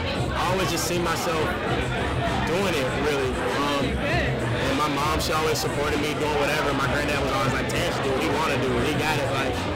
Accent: Louisiana, United States; also born or lived in Chicago / Kansas; I was born in Chicago. {S2} Okay. {S1} Yeah, Southside Chicago, 69 Jeffrey, you know what I mean? So from there, my mom joined the Army. We lived in Topeka, Kansas, Wichita, Kansas, Fort Riley, Kansas, Manhattan, Kansas, Kansas City. Then we moved to Louisiana.

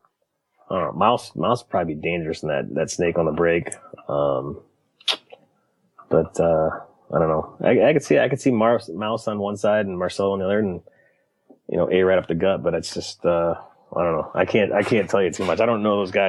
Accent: Michigan, United States; born and raised in Michigan

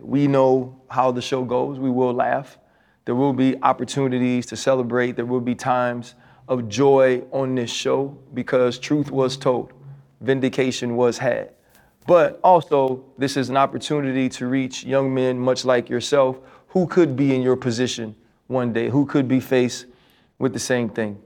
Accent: Louisiana, United States; I'm from Louisiana

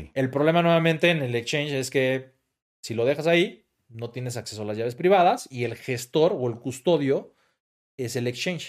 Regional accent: Mexico; como mexicano

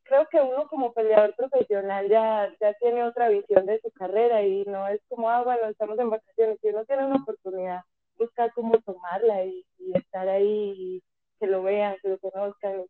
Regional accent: Colombia; moved away as an adult; now in Mexico; me fui de Colombia, llegué aquí a México sin nada, sin trabajo, sin dónde quedarme

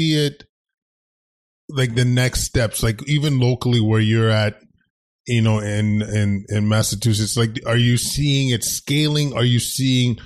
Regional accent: Edmonton, Alberta, Canada; We're from Edmonton

